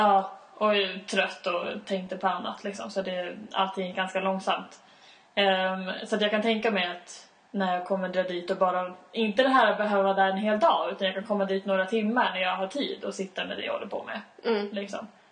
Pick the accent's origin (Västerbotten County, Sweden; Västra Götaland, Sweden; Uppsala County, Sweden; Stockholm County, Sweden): Uppsala County, Sweden; Uppsala; jag bor i Uppsala, jag kan Uppsala, jag umgås med mina vänner i Uppsala